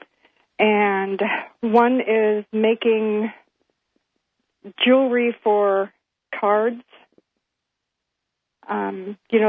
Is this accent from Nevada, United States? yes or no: no; Everett, Washington, United States; I was born in Everett